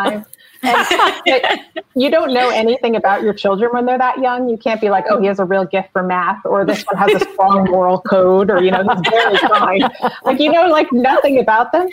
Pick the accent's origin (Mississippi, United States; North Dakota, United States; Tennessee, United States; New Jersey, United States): New Jersey, United States; I'm from New Jersey